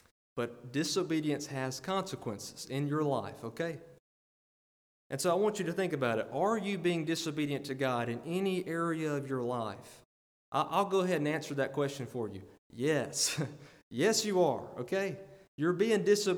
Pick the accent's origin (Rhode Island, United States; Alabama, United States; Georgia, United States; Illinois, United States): Alabama, United States; I'm from Alabama.